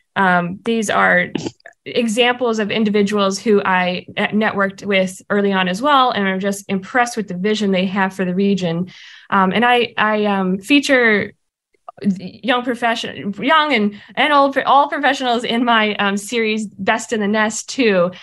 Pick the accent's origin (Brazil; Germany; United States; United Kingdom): United States; Arkansas; moved away as an adult; now in Springfield, United States; my home state of Arkansas